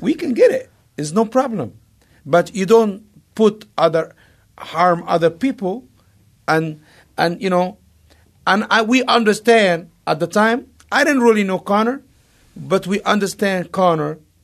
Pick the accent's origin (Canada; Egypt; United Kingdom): Egypt; moved away; I idolized Mike growing up in Egypt